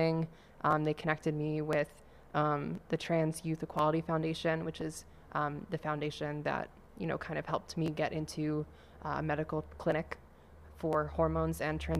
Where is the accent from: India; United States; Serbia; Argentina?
United States; central Maine; moved away as an adult; now in Boston, United States; I'm from Maine